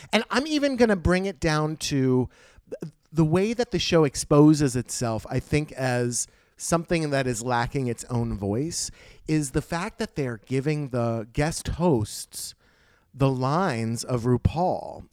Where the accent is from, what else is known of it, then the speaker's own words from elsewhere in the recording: United States; as an American